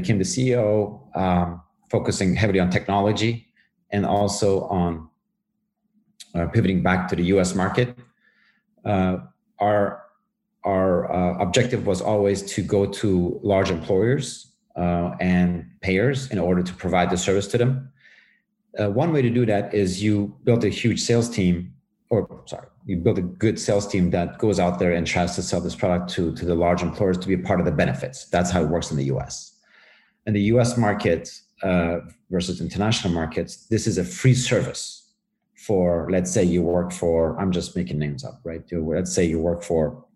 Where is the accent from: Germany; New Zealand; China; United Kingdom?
Germany; also born or lived in Tehran, Iran / Knoxville, United States; I was born in Tehran. I was quite young, almost a baby, and where we decided to move to Germany.